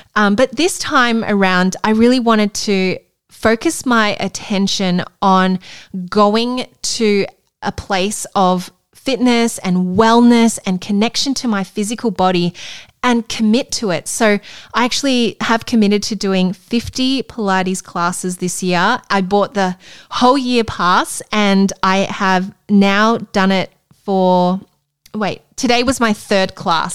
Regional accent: Melbourne, Victoria, Australia; moved away; my hometown in Melbourne

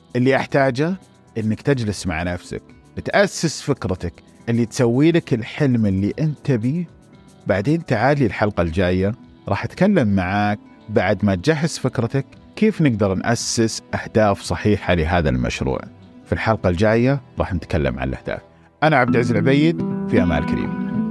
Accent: Saudi Arabia; عندنا في السعوديه

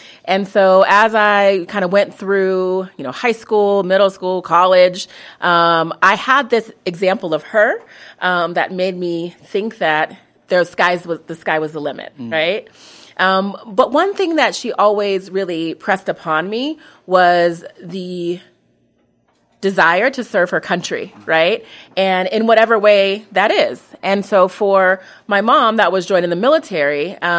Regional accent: Colorado, United States; I'm not originally from Colorado, but Colorado has always been my home.

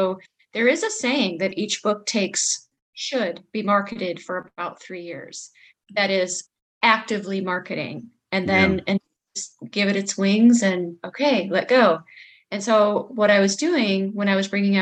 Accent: Manteno, Illinois, United States; born or raised there

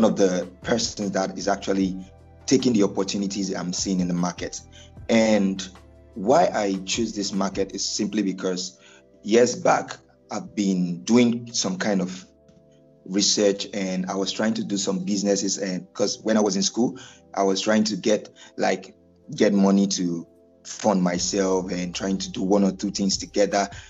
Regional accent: Lagos, Nigeria; also born or lived in Rivers State; I'm a Nigerian from Lagos State

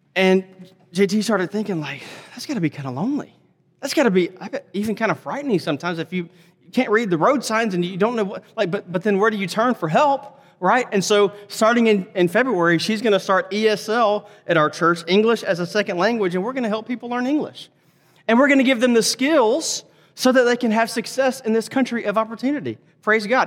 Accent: Laurel, Mississippi, United States; now in Fort Worth, United States; I grew up in a small town, Laurel, Mississippi, small town, rural area.

